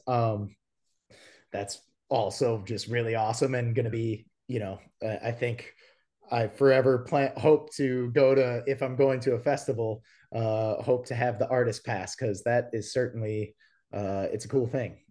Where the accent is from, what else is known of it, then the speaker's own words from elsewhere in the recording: Appleton, Wisconsin, United States; moved away as an adult; now in Nashville, United States; my hometown is Appleton, Wisconsin